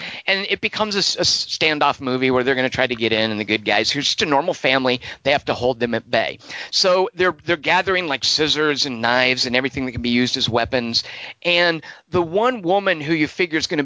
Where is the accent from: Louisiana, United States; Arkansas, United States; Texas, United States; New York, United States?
Arkansas, United States; I grew up in Arkansas